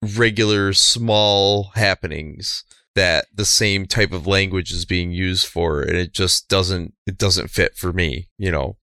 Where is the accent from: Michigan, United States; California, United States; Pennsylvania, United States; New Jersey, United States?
Michigan, United States; Bay City; Bay City is my hometown and where I currently